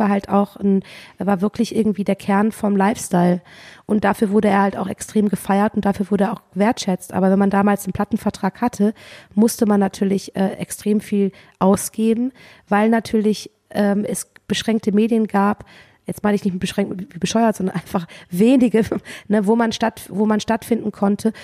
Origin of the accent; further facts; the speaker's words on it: Cologne, North Rhine-Westphalia, Germany; ich komme ja aus Köln